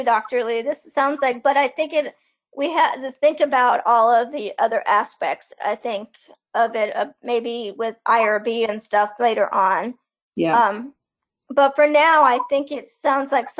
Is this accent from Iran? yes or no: yes; Iran; moved away; my home country of Iran